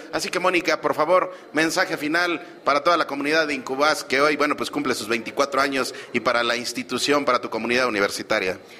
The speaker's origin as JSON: {"language": "Spanish", "region": "State of Mexico", "country": "Mexico", "said": "la mayoría somos mexiquenses de muchísimo orgullo"}